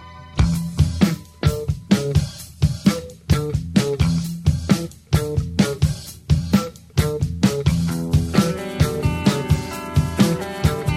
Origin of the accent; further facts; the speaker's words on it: Cleveland, Ohio, United States; I grew up in Cleveland